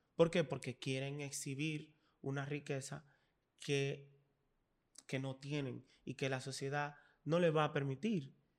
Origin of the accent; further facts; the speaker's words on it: Dominican Republic; somos dominicanos